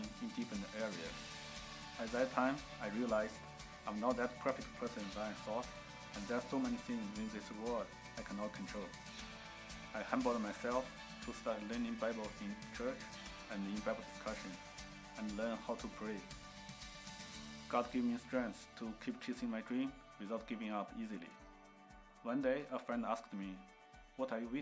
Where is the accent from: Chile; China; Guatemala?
China; English is a second language; moved away as an adult; now in United States; I come from China. I grew up from a family without any religion background